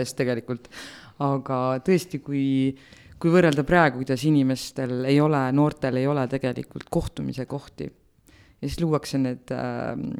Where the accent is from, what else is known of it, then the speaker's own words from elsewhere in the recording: Otepää, Valga County, Estonia; ma olen Otepäält